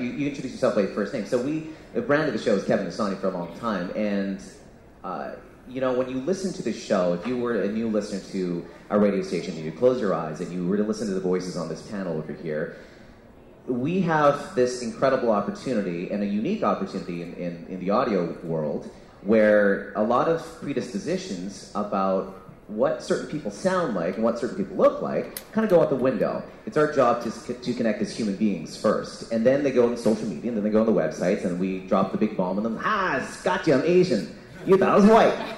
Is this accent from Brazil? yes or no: no; Canada; also born or lived in Vancouver; I'm Canadian born Singaporean